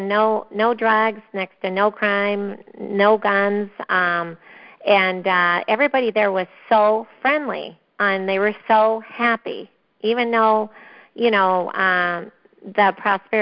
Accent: Minnesota, United States; We are from Minnesota. Brian and I actually, we were married in Minnesota 32 years ago

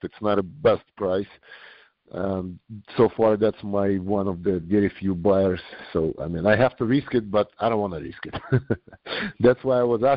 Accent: New York, United States; I'm also from New York.

